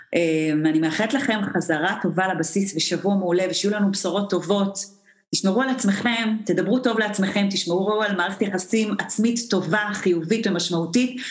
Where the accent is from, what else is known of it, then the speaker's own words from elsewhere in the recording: Israel; אנחנו ישראלים